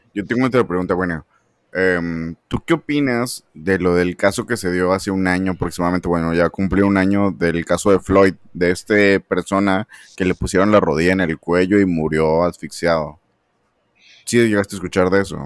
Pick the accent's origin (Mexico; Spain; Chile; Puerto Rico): Mexico; Monterrey, Nuevo León; yo soy de México, soy de Monterrey